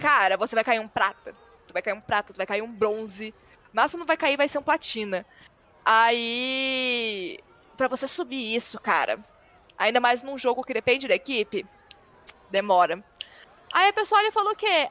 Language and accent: Portuguese; Brasília, Federal District, Brazil; eu sou de Brasília